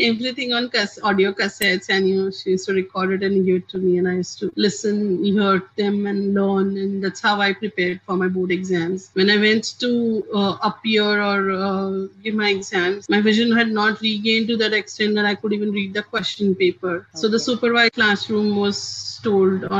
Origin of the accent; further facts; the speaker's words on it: Mumbai, Maharashtra, India; I'm from Mumbai, India.